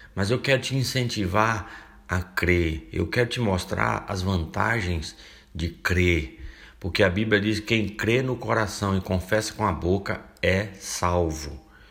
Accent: Bahia, Brazil; moved away; Eu estive na Bahia esses dias relembrando algumas coisas e eu mostrei para minha mulher, eu mostrei para algumas pessoas lugares onde eu passei quando criança. Tem um lugar lá na minha cidade

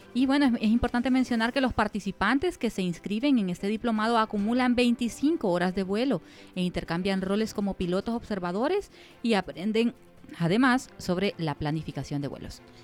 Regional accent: Güinope, El Paraíso, Honduras; mi pueblo, de Guinope

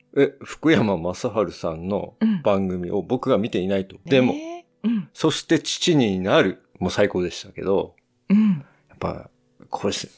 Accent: United States; also born or lived in Australia; アメリカ生まれでオーストラリアに1年、高校生16歳の時に行ってまして

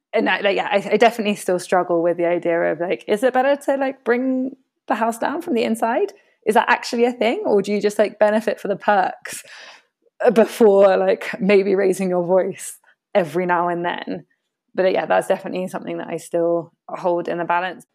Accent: United Kingdom; now in Latin America; myself being British, a woman of color, but a British passport holder, British educated

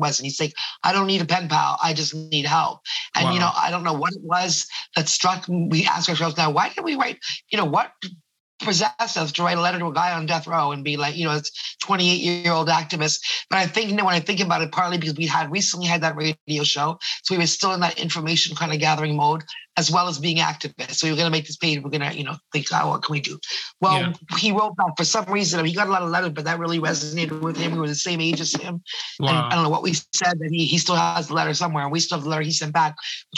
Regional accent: Toronto, Ontario, Canada; also born or lived in Ottawa; I'm a Toronto girl. I was born in Ottawa, which is the capital

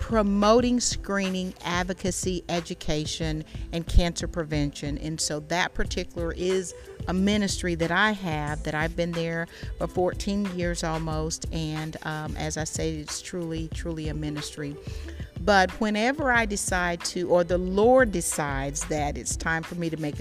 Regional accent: Columbus, Georgia, United States; I was born and raised here in Columbus, Georgia, graduated from Columbus High School

